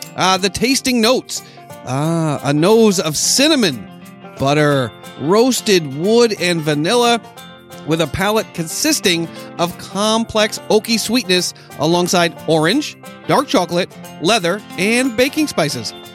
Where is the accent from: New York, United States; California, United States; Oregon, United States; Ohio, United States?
New York, United States; moved away; growing up in New York